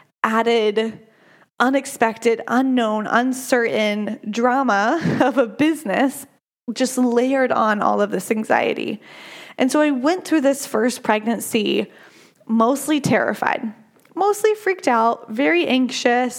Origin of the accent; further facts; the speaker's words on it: United States; I am an American